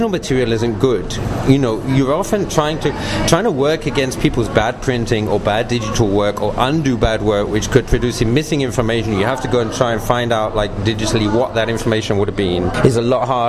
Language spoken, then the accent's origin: English; England, United Kingdom; moved away as an adult; also born or lived in Sinai, Egypt; I was born and raised in England